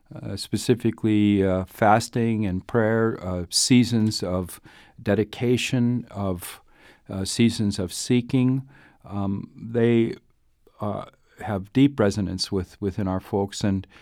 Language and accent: English; Duluth, Minnesota, United States; Well, I was born across the border in Minnesota. I grew up in mostly in Duluth, but all over the place.